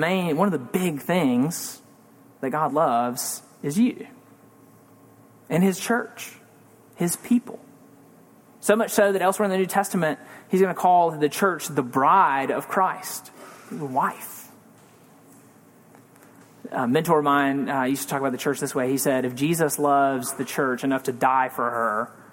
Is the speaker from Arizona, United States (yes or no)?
no; Mississippi, United States; I grew up in Mississippi